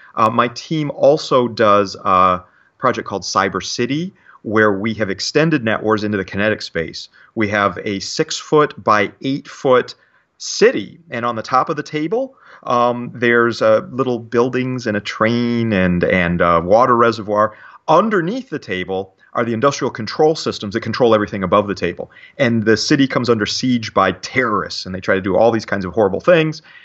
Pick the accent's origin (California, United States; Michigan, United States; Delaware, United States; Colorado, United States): Michigan, United States; Detroit; moved away as an adult; also born or lived in Ann Arbor, Michigan / Pittsburgh, Pennsylvania; now in New Jersey, United States; born and raised in, uh, the Detroit area, Detroit, Michigan